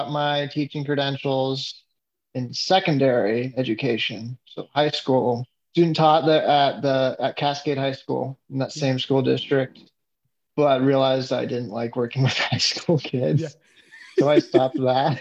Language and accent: English; Renton, Washington, United States; I'm from Renton, Washington. That's where I grew up